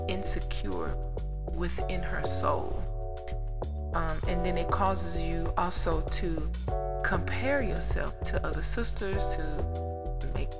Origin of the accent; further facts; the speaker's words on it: United States; we in America, we grew up in such a deranged age and dispensation of time